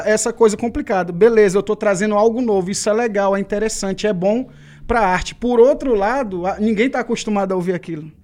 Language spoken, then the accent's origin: Portuguese; Ceará, Brazil; accent: nordestino; a gente, na minha terra, no Ceará, uhum. a gente fala muito rápido e cantado.